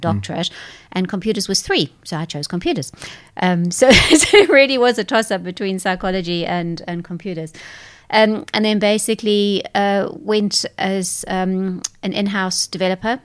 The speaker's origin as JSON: {"language": "English", "country": "South Africa", "moved": "yes", "said": "whilst I come from South Africa, my parents are British, so I'm a English South African person"}